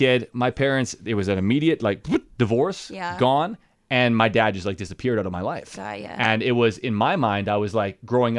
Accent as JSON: {"language": "English", "town": "Dauphin", "region": "Manitoba", "country": "Canada", "tie": "born or raised there", "said": "smaller town. So in Dauphin, it's like Country Fest, it's Ukrainian Festival, it's a little radio station."}